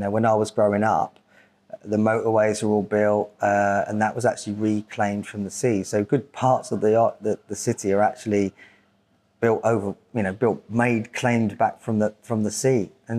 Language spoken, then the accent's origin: English; Portsmouth, South East England, United Kingdom; obviously we're from Portsmouth. Yes. And obviously this is our gallery of our city, and so, but we've both grown up here